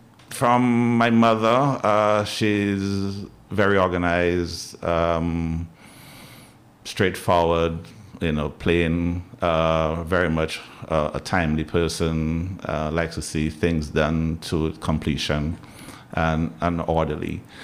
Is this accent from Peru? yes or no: no; Newtown, Barbados; but definitely growing up in Newtown, you didn't have a choice. There's cricket season, you played cricket.